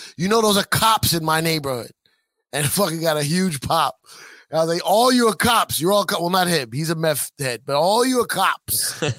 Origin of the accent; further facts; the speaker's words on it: New York, United States; I'm from New York.